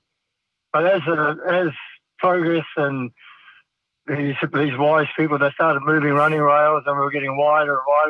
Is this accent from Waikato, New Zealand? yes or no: yes; King Country, Waikato, New Zealand; I was brought up around horses. I was born in the King Country, and father had a farm.